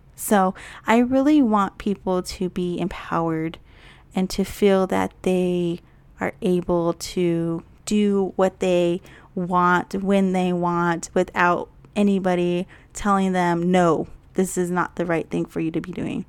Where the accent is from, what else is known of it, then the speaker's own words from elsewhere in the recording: Hopi tribe, Upper Moenkopi Village, Arizona, United States; also born or lived in Yavapai-Apache Nation, Verde Valley, Arizona; I'm also from the Hopi tribe of the Upper Mount Gopi Village. Both are located in Arizona.